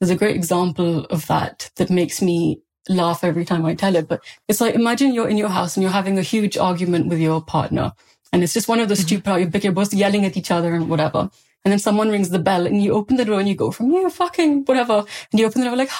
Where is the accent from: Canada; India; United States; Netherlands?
India; now in United Kingdom; I grew up in India during a rape crisis.